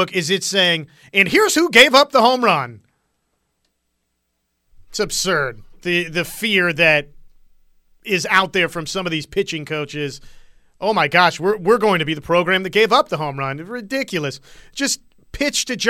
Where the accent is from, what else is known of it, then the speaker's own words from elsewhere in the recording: Wichita, Kansas, United States; growing up in Wichita, you didn't really have NBA